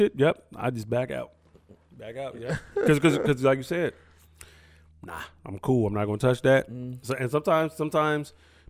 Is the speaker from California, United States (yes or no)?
yes; Sacramento, California, United States; I'm from Sacramento